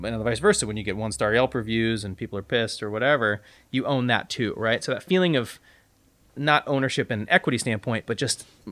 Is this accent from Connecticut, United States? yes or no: no; Bellingham, Washington, United States; also born or lived in Seattle, Washington; now in Austin, United States; I grew up in the Seattle area, in Bellingham, Washington, about 90 miles north of Seattle